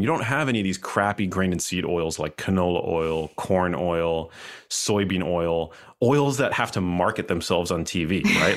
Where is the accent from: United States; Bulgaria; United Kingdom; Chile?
United States; New York City, New York; moved away as an adult; also born or lived in Miami; I'm from New York City